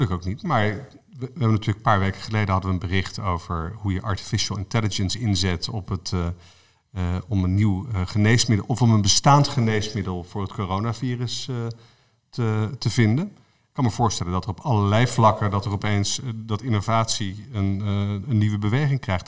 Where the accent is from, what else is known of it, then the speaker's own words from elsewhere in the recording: Netherlands; als Nederlanders zijn we een, een land